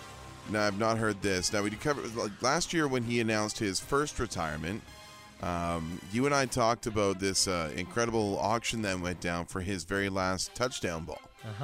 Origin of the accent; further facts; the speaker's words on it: British Columbia, Canada; moved away; both of us growing up in British Columbia